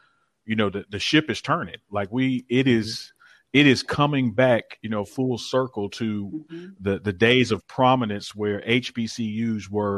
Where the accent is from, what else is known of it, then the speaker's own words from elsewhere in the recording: Jackson, Mississippi, United States; I'm born and raised in Jackson and I'm a Jackson State graduate.